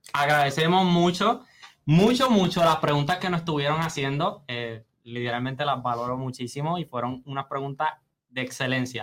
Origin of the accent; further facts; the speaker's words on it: Puerto Rico; cómo somos los puertorriqueños